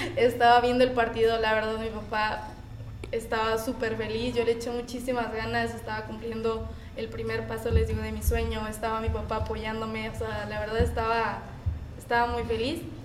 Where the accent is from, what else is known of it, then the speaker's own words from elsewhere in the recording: Ciudad Juárez, Chihuahua, Mexico; Yo soy de Ciudad Juárez, Chihuahua